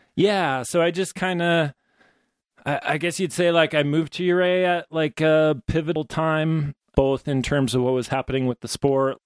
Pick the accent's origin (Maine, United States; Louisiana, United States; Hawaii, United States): Maine, United States; also born or lived in New Hampshire; now in Ouray, United States; I grew up in Maine and New Hampshire